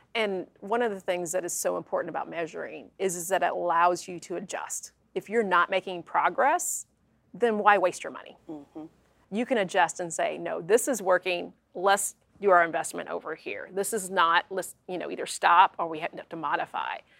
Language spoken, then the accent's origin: English; Kentucky, United States; my hometown is pretty hom- homogeneous, um, a lot of same faith, um, same ethnic background um, and very tight community, which a lot of small towns here in Kentucky have.